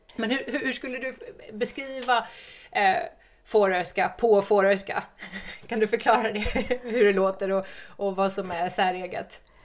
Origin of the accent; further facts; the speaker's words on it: Östergarn, Gotland, Sweden; När jag växte upp i Östergarn på östra Gotland